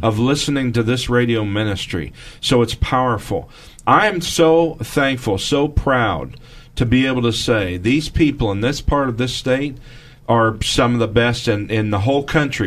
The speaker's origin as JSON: {"language": "English", "region": "Midwest", "country": "United States", "said": "I'm from the Midwest"}